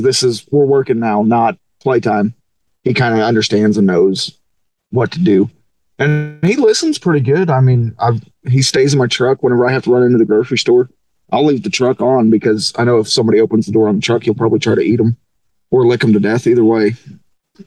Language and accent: English; Missouri, United States; moved away; I grew up in Missouri